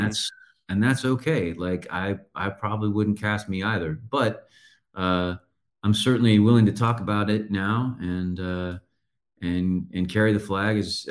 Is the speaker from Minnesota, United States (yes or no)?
no; San Antonio, Texas, United States; It was interesting because we were the only ones in San Antonio. Everyone else was in Dallas.